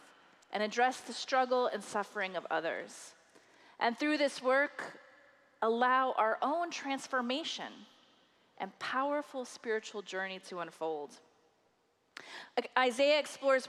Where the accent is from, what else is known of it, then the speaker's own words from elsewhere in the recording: Iowa, United States; my home state Iowan